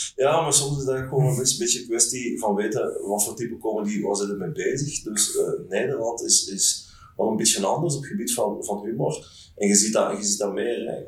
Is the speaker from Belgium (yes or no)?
yes; Lanaken, Flanders, Belgium; Ik ben van Limburg afkomstig, van Lamaken tegen Maastricht